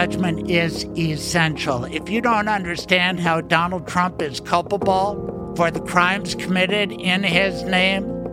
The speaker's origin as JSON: {"language": "English", "town": "Denver", "region": "Colorado", "country": "United States", "tie": "born or raised there", "said": "I grew up in Virginia Village"}